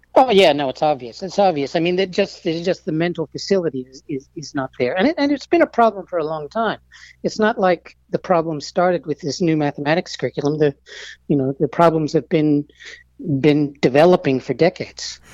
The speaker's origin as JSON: {"language": "English", "town": "Melbourne", "region": "Victoria", "country": "Australia", "tie": "born or raised there", "also_born_or_lived": "United States / Stanford", "said": "I grew up in Melbourne. Um, I'm American"}